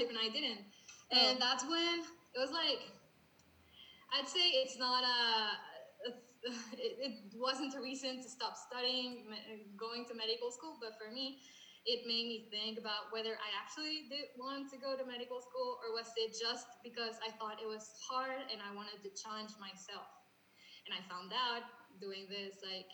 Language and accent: English; Mexico; English is a second language; we're from Mexico